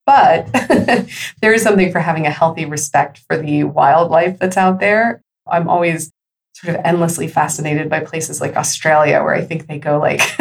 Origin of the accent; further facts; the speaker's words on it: California, United States; also born or lived in New York; now in Texas, United States; I come from California originally